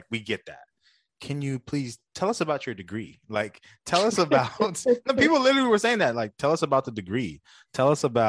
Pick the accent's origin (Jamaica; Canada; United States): Jamaica; I mean, for Talia, I'm Jamaican. So I'm always, you know, rooting for my people to do something great.